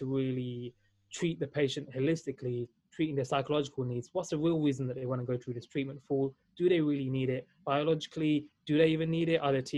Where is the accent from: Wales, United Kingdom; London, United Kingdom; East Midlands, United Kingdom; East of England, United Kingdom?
London, United Kingdom; also born or lived in Valencia, Spain; I was born and raised in London, UK